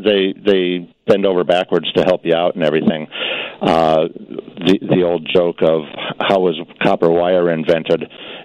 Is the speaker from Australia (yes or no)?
no; Macomb, Illinois, United States; moved away as an adult; also born or lived in Italy; now in Scotland, United Kingdom; I'm from Midwestern Illinois around the Macomb area.